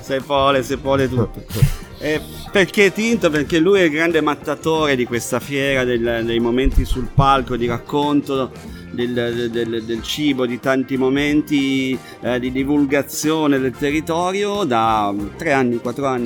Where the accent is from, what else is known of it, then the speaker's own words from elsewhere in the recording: Liguria, Italy; io sono ligure